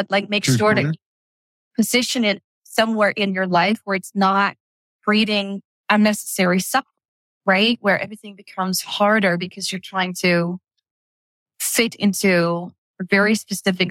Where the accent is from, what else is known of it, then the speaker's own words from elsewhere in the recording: Netherlands; moved away as an adult; Dutch, right? Born and raised in Holland